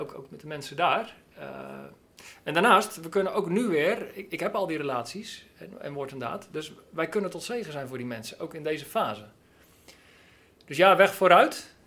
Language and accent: Dutch; Netherlands; we dat als Nederlanders